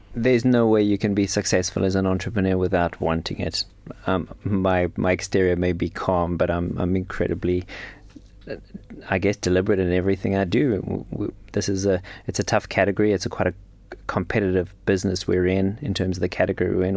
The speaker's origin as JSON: {"language": "English", "country": "South Africa", "tie": "born or raised there", "also_born_or_lived": "London / Switzerland / New York", "moved": "as an adult", "said": "I'm from South Africa. Grew up, grew up in South Africa."}